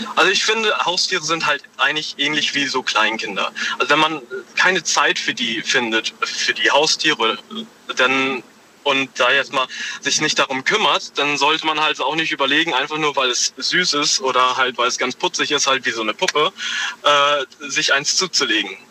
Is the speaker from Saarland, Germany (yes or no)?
yes; Homburg, Saarland, Germany; Ich bin aus Homburg im Saarland